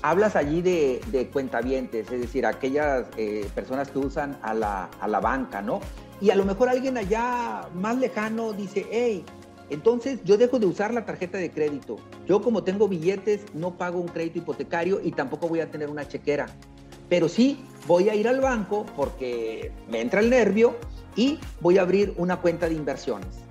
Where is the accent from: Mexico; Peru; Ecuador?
Mexico; como buenos mexicanos